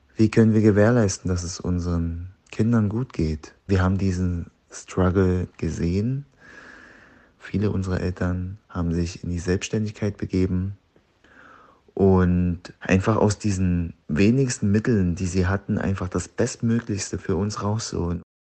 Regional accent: Deggendorf, Bavaria, Germany; also born or lived in Zwiesel; Ich bin 91 in niederbayerischen Zwiesel geboren. Aufgewachsen bin ich in Deggendorf.

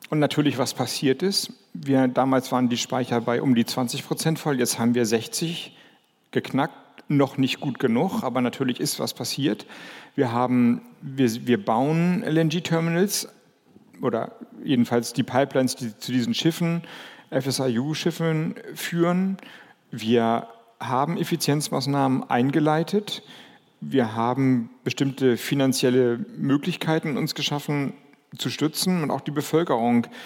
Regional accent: Kiel, Schleswig-Holstein, Germany; also born or lived in Lübeck; now in Flensburg, Germany; ich komme, ich bin in Lübeck geboren, ich bin in Kiel oder bei Kiel groß geworden, lebe jetzt in Flensburg.

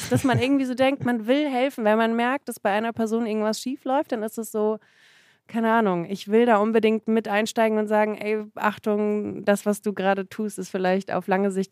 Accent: Germany; born there; Ja, man äh, spekuliert, dass ich gezeugt wurde in Russland

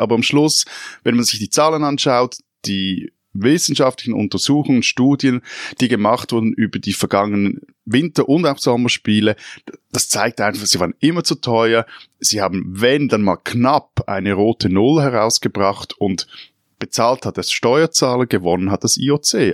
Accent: Switzerland; als Schweizer

